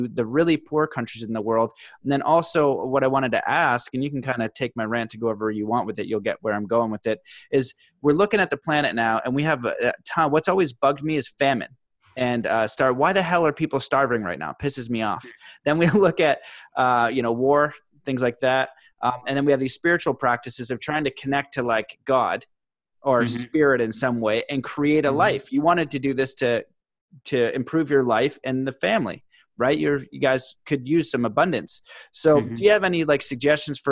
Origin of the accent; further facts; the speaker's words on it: Canada; being Canadian